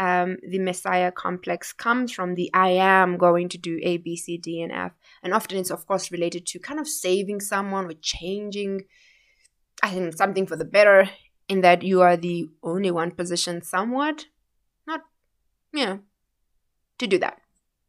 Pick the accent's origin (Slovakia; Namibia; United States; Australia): Namibia; Windhoek, Khomas; You know, I grew up in Vanaheda, you know, here in Windhoek